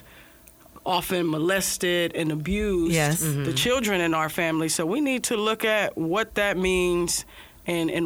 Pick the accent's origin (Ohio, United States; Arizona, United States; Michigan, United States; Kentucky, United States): Ohio, United States; now in California, United States; I grew up in Ohio.